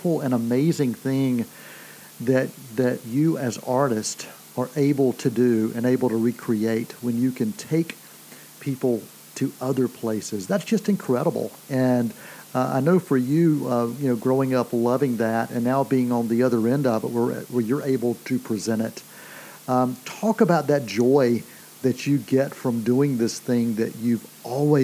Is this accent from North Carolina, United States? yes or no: yes; North Carolina, United States; the town that I grew up in North Carolina